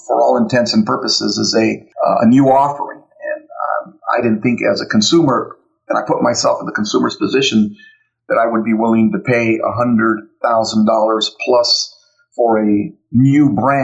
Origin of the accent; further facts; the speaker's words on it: United States; Born and raised here in America, you know, proud American